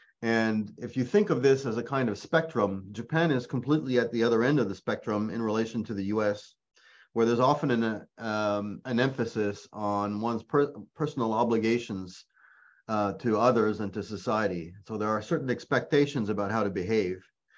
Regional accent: Quebec, Canada; accent: Quebec French; first language French; English is a second language; also born or lived in Ontario / Nova Scotia; French is my mother tongue, but not only did I live in Quebec, but I also grew up, we moved around as a family, and I also lived in Ontario, Nova Scotia

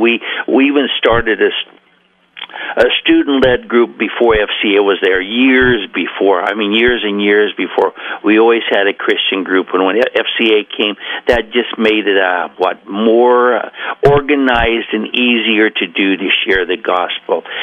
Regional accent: Coos Bay, Oregon, United States; also born or lived in Portland, Oregon; I grew up in Coos Bay.

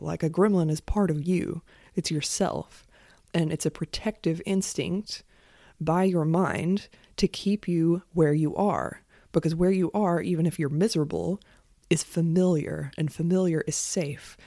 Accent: United States; I'm an American.

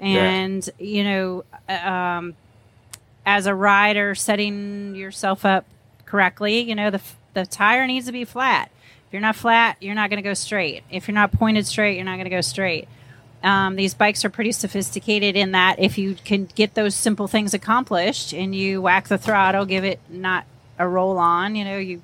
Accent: McMinnville, Oregon, United States; moved away; also born or lived in Wisconsin; I was born and raised in Oregon

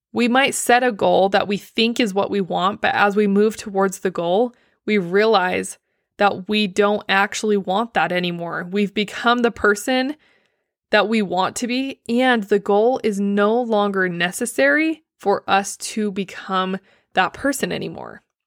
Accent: Blanding, Utah, United States; moved away; my hometown, Blanding

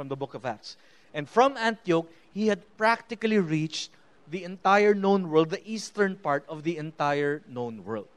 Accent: Philippines; I am a Christian first before I am a Filipino or a UP alumni

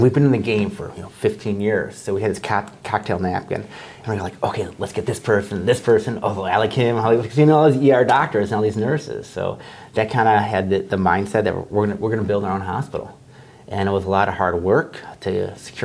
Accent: Chicago, Illinois, United States; also born or lived in Northbrook, Illinois / Austin, Texas; I was born and raised in Chicago

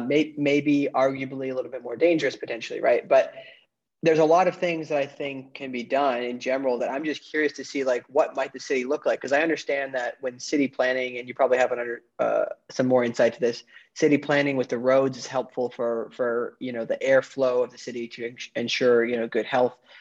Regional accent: northwoods of Wisconsin, United States; also born or lived in New York City; now in Florida, United States; I'm originally from the northwoods of Wisconsin. I lived in New York City and now I'm in Florida

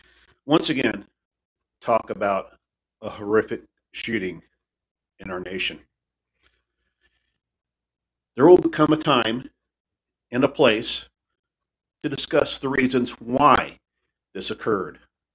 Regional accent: Texas, United States; support of the FBI and the Justice Department to help in the investigation of this tragic event in my home state.

